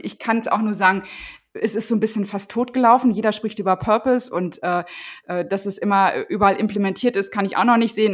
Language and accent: German; Paderborn, North Rhine-Westphalia, Germany; ich bin in Paderborn in der Nähe von Paderborn groß geworden